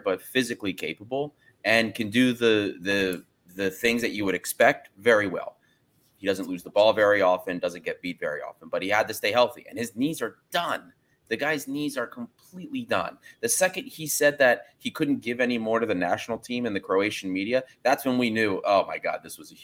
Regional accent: United States; As an American

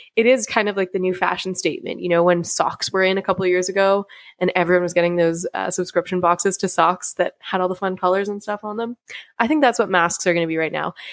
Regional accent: Canada; I want to do my best as a Canadian

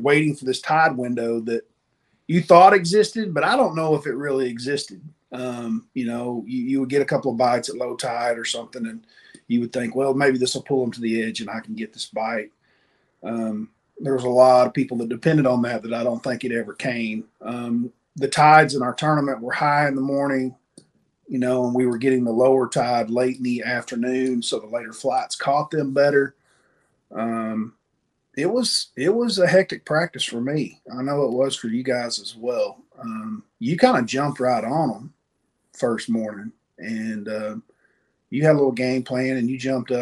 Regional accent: East Tennessee, United States; Buddy of mine I grew up with in East Tennessee

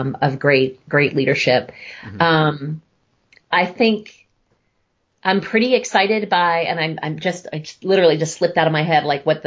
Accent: United States; I'm really very proud of being American

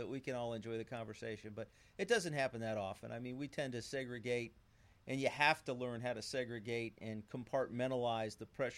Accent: Clearwater, Florida, United States; also born or lived in San Francisco; I grew up in Clearwater.

